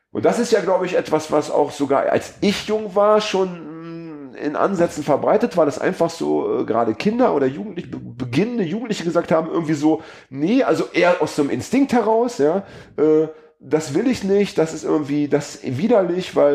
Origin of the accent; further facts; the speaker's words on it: Braunschweig, Lower Saxony, Germany; komme ich aus Braunschweig